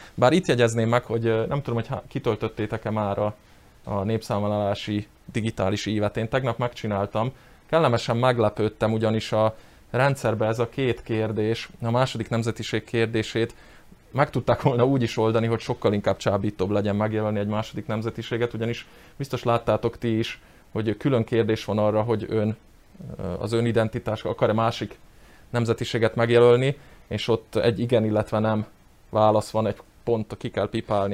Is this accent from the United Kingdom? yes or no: no; Upper Hungary, Felvidék, Slovakia; én itthon is, külföldön is, bárhol is büszkén vállalom, hogy felvidéki magyar vagyok